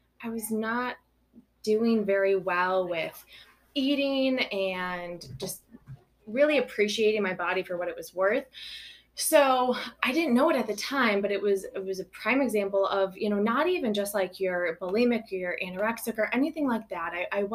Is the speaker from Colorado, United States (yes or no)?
no; Belleville, Illinois, United States; now in Monticello, United States; I grew up in Belleville, right outside of town, more in the country, but came to Belleville, went to school there all my life.